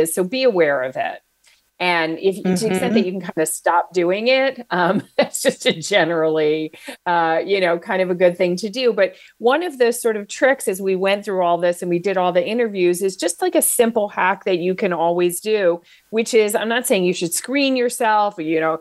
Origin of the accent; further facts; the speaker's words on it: New Jersey, United States; also born or lived in Atlanta; I'm from New Jersey. So "you guys" is just like, it's like the first words that you learn to say aloud.